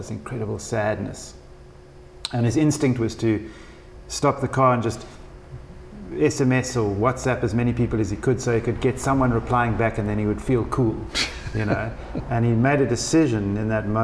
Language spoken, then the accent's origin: English; East London, Eastern Cape, South Africa; born or raised there